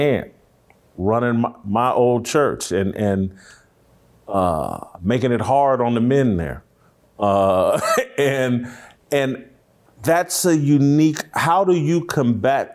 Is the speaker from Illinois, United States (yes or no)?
no; Indianapolis, Indiana, United States; the church I grew up in Indianapolis, 25th Street Baptist Church